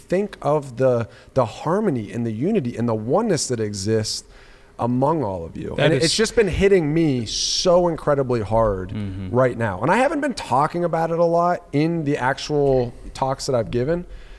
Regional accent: United States; as an American, I find a lot of my individualism in being an American.

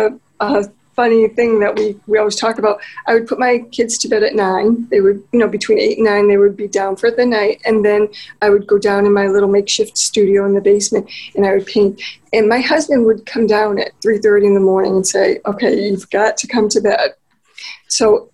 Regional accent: United States; accent: American; my American accent

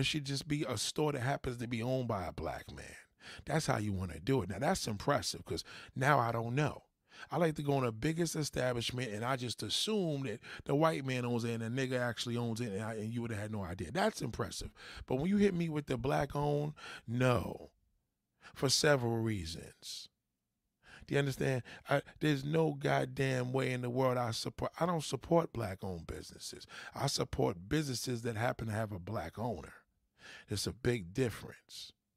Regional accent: New York, United States; I'm a New Yorker

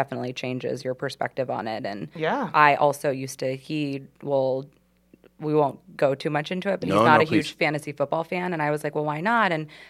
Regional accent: Southern California, United States; now in Charlotte, United States; Growing up in Southern California

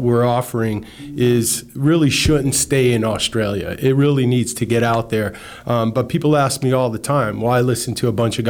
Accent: Miami, Florida, United States; also born or lived in New York City; I was born in New York City and I moved to Miami in the mid 70s when I was 10 years old.

